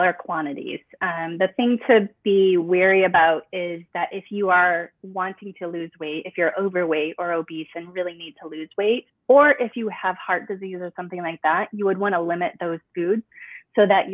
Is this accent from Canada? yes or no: no; Midwest, United States; I grew up in the Midwest and I still am in the Midwest